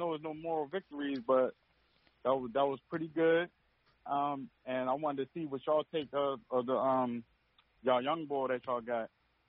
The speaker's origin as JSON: {"language": "English", "town": "Philadelphia", "region": "Pennsylvania", "country": "United States", "moved": "yes", "lives_now": "Los Angeles, United States", "said": "I'm from Philadelphia"}